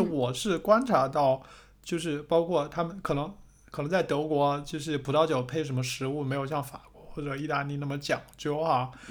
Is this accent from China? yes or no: yes; China; moved away; 按照我们中国人的想法